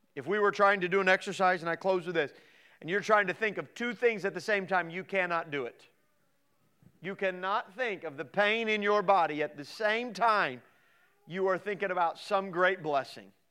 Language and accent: English; Midwest, United States; So I grew up in the Midwest, and here I am in the Midwest.